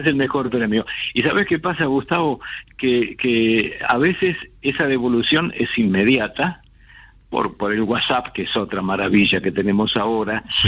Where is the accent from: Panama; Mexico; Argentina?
Argentina; Buenos Aires; moved away as an adult; also born or lived in Vicente López / Olivos / Acassuso / Punta Chica; now in Martínez, Argentina; yo soy nacido y criado en Caballito.